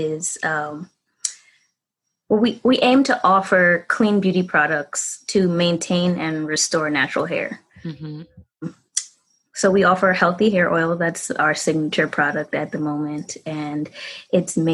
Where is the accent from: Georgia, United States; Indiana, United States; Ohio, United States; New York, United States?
New York, United States; New York City; I'm from the Bronx, New York